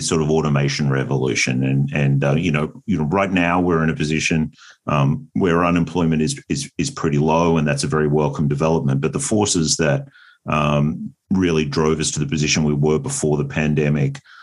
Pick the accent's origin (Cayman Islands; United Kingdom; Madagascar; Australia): Australia; moved away as an adult; also born or lived in United States; I am Australian originally